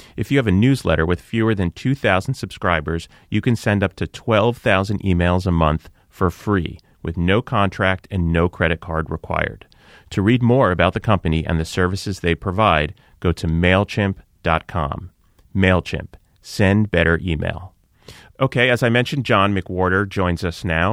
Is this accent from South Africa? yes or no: no; outside of New York, United States; I grew up outside of New York